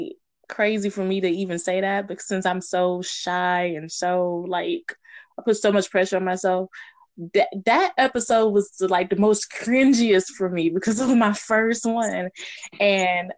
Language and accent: English; Houston, Texas, United States; Born and raised Houston, Texas